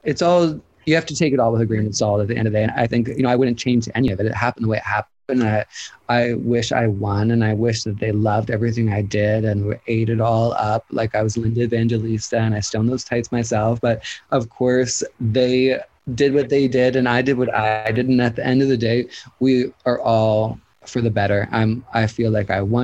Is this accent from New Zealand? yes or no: no; Canada; being Canadian